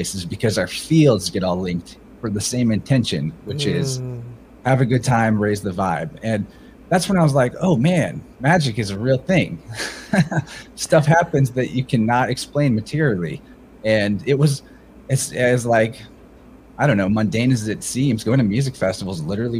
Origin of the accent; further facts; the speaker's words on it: Midwest, United States; I'm like the type of 31-year-old male that you would have expected everything about their life journey growing up in the Midwest.